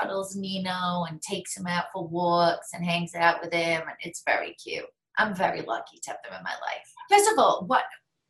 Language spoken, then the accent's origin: English; England, United Kingdom; because believe me, she has seen me drink a lot for many years. I'm English. It's like ingrained in me.